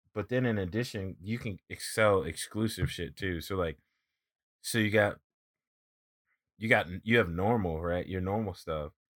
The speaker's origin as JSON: {"language": "English", "region": "East Coast", "country": "United States", "said": "I'm from the East Coast"}